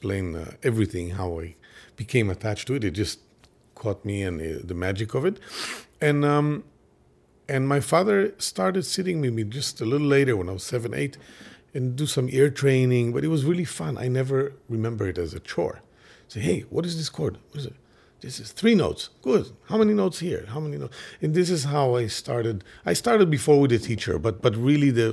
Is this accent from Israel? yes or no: yes; Israel; English is a second language; now in Brooklyn, United States; the 70s, the 80s, I grew up there in Israel